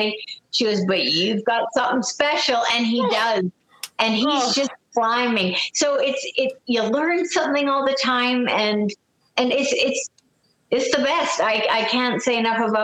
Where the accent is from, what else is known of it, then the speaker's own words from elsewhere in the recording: Canada; I'm a Canadian